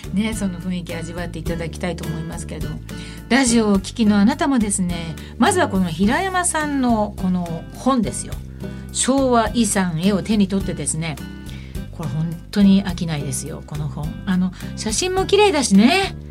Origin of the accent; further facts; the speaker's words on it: Nagoya, Aichi, Japan; 私の地元、名古屋